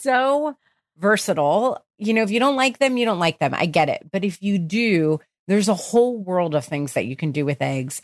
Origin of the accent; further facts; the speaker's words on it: New Jersey, United States; I grew up in New Jersey